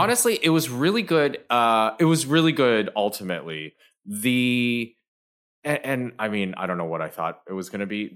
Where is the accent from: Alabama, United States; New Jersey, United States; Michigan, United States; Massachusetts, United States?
Michigan, United States; I'm, I'm from Michigan